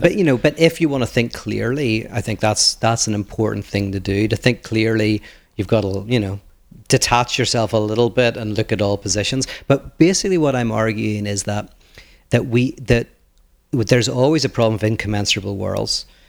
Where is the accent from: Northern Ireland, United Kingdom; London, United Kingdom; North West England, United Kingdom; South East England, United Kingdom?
Northern Ireland, United Kingdom; I come from Northern Ireland